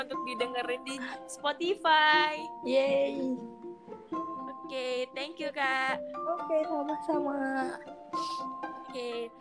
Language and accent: Indonesian; Depok, West Java, Indonesia; aku sendiri orang Depok